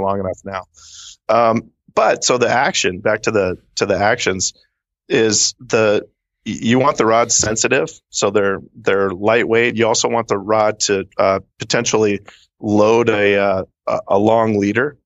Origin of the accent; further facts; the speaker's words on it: Seattle, Washington, United States; also born or lived in Redmond, Washington; born and raised in the Seattle area